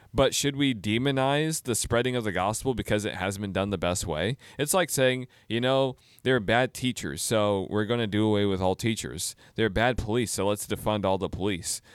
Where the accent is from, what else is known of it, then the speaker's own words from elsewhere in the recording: United States; I'm an American Christian